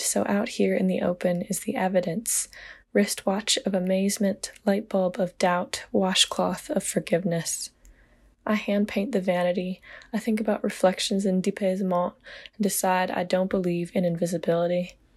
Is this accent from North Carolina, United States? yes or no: yes; Laurinburg, North Carolina, United States; I'm a poet from Laurinburg, North Carolina